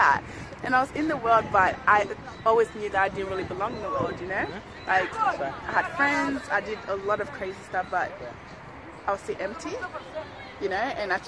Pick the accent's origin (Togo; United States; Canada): Togo; also born or lived in Ghana; I was born in Ghana, but I'm actually from Togo. Because my friends are from Togo, so I'm Togolese.